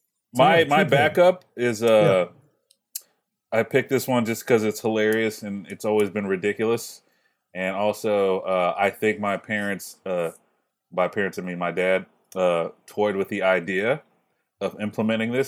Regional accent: the South, United States; I grew up in the South

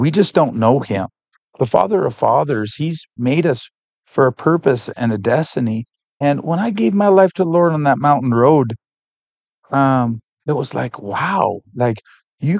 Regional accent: Canada; I'm from Canada.

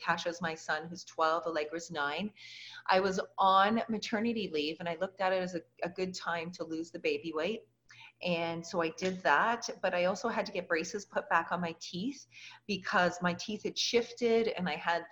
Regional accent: Canada; moved away as an adult; also born or lived in Lubbock, Texas; I was from Canada.

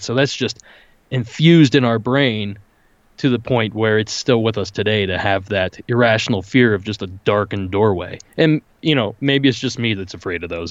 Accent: rural Ohio, United States; born or raised there

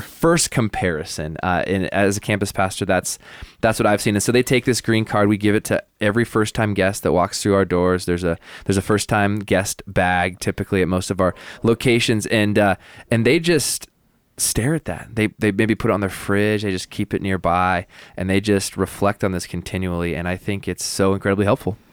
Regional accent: the Northwest, Pacific Northwest, United States; moved away; I grew up in the Northwest

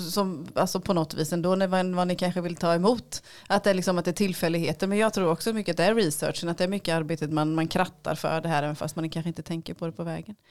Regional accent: Lönneberga, Kalmar County, Sweden; now in Västervik, Sweden; jag är född i Lönneberga.

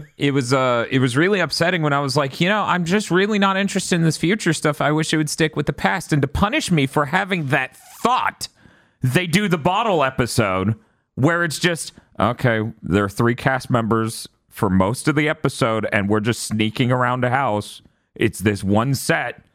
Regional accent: United States; I'm American

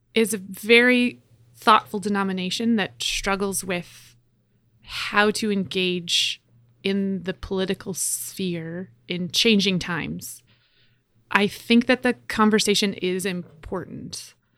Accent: Edmonton, Alberta, Canada; I'm from Edmonton, Alberta. I grew up attending a Christian Reformed church

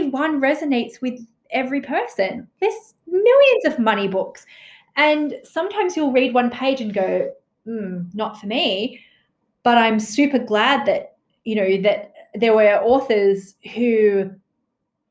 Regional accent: Australia; growing up in Australia

